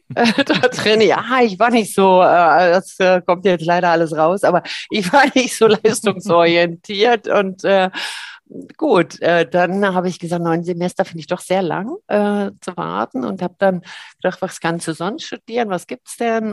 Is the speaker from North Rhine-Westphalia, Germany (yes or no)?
no; Berlin, Germany; moved away as an adult; also born or lived in Cologne; now in St. Gallen, Switzerland; Köln geboren, aber ich fühle mich sehr als Berlinerin äh, da drin. Also mit einem kleinen Kindesalter bin ich da hingekommen